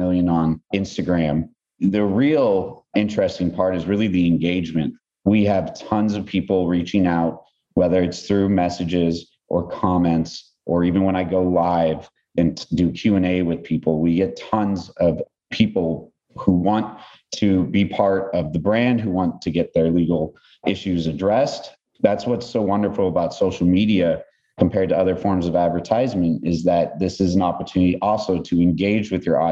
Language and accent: English; Los Angeles, California, United States; I'm from Los Angeles, Southern Cal native